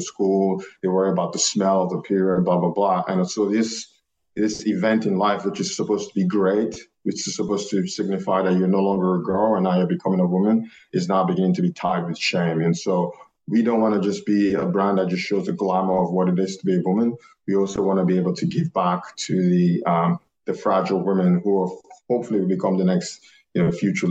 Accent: Nigeria; moved away as an adult; now in United States; we're both Nigerian. So I came here at a young age of 18.

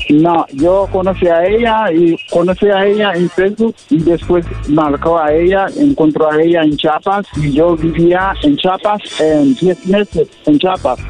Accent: Haiti; now in Tijuana, Mexico; yo soy de Haití, vivo en, Tijuana

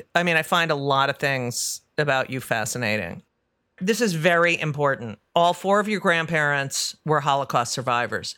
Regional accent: Union County, New Jersey, United States; I'm from New Jersey, and I never say the ca-, I don't say I'm from Union County

